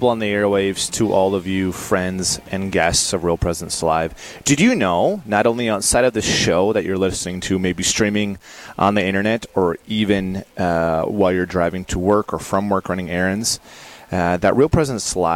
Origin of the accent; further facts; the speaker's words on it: Adrian, Minnesota, United States; I'm a junior at Mount Marty College, and I'm originally from Adrian, Minnesota.